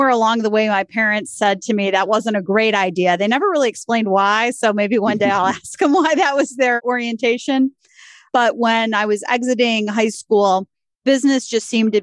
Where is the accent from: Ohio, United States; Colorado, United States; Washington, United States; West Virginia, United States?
Ohio, United States; Cleveland; also born or lived in Columbus, Ohio / Michigan; I am a lifelong Clevelander, born and raised on the East Side, proud graduate of Orange High School, and have spent most of my adult life living here in Northeast Ohio